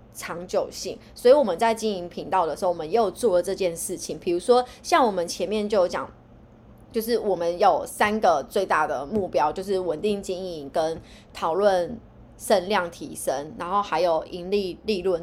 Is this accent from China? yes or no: no; East Coast, Taiwan; now in Northern Taiwan; 我是来自东海岸的，我是来自东海岸，北漂的女子